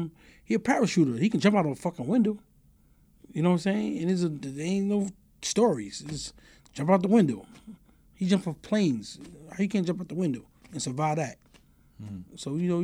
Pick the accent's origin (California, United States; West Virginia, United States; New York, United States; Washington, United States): New York, United States; New York City; I was born in Queens. I was born on American 168. Then I moved over to Farmers.